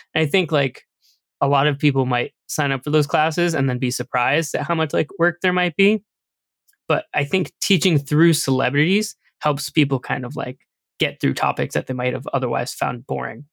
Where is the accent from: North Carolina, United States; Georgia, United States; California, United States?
California, United States; San Francisco; moved away as an adult; now in Seattle, United States; I'm from San Francisco.